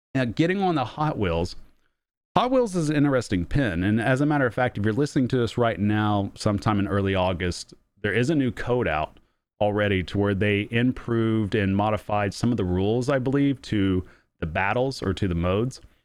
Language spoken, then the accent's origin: English; Oklahoma, United States; I'm from Oklahoma